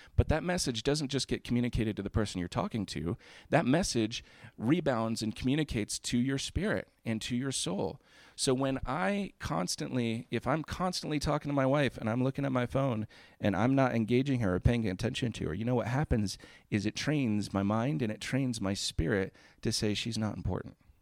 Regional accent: Florida, United States; I grew up in Florida

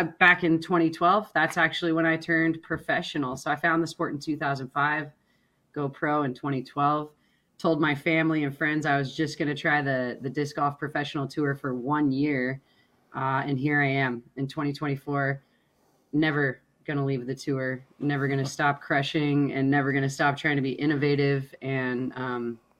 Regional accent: La Grande, Oregon, United States; moved away; growing up in LeGrand was awesome. Small town, you got the mountains

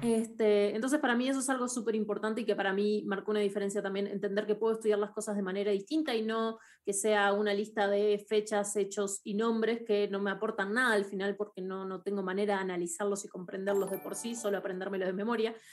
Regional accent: Uruguay; en Uruguay yo soy uruguaya, crecí en Uruguay, todo mi colegio lo hice en Uruguay

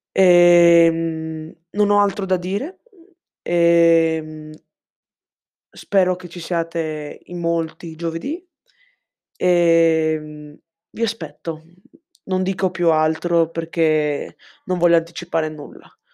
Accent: Cordenons, Friuli-Venezia Giulia, Italy; sono, ho 14 anni, sono di Cordenonso, in provincia di Pordenone

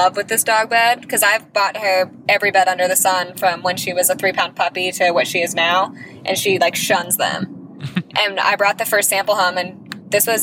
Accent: Westlake Village, California, United States; we're from Westlake Village.

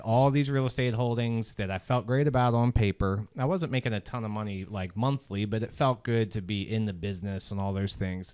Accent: Southern Maryland, United States; moved away as an adult; born and raised, born and raised in Maryland, Southern Maryland

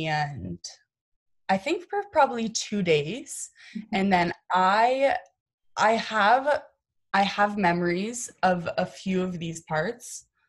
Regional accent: Massachusetts, United States; born or raised there; also born or lived in Oklahoma

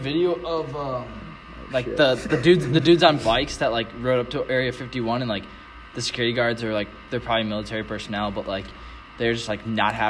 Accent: Schaumburg, Illinois, United States; moved away as an adult; now in Quincy, United States; So I'm from the suburbs of Chicago.

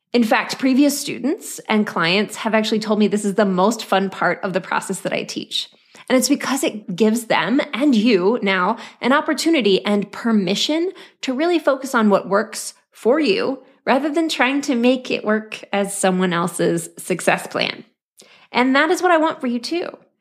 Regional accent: Oklahoma, United States; born or raised there

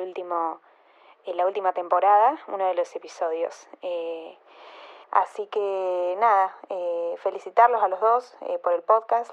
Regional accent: Mercedes, Argentina; now in London, United Kingdom; de Mercedes. Eh, estoy viviendo en Londres

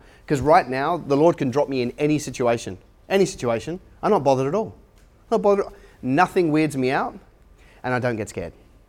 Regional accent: Australia; accent: hybrid; also born or lived in London, United Kingdom; You might be able to tell from my accent. I'm a hybrid. I was born in London or just outside of London, and came to Australia when I was 14. So English by birth, but Aussie by choice.

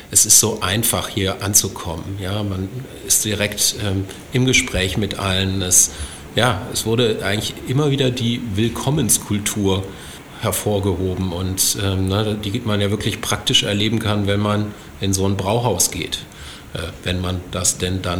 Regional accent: Düsseldorf, North Rhine-Westphalia, Germany; Also ich bin tatsächlich in, in Düsseldorf geboren und äh, bin auch äh, nie wirklich weggezogen, wenngleich ich zwischendurch auch in Köln und in Berlin gearbeitet habe.

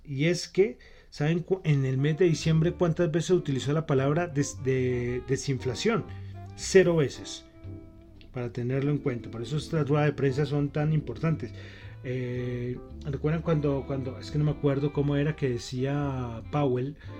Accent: Bogotá, Colombia; yo soy bogotano

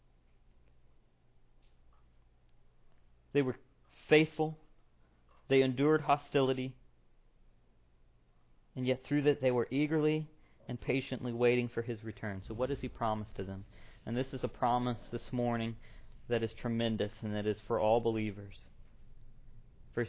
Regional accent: Tennessee, United States; moved away as an adult; now in Iowa, United States; I'm from Tennessee. That's my hometown.

